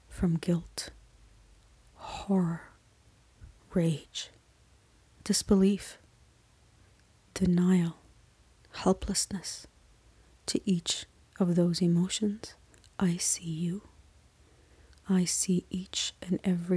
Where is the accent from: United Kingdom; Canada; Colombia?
Canada; I am Canadian